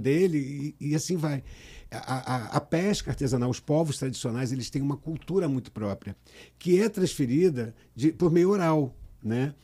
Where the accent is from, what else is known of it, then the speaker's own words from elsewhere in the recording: Niterói, Rio de Janeiro, Brazil; also born or lived in Cabo Frio; eu sou de Cabo Frio, nasci em Cabo Frio. Eu vim para Niterói com sete anos de idade